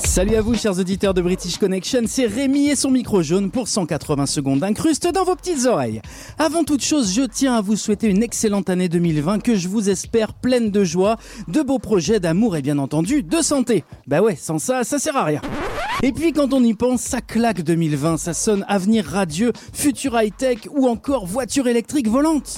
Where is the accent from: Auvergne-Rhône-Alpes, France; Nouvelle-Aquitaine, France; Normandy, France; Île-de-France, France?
Auvergne-Rhône-Alpes, France; Lyon; je suis aussi de Lyon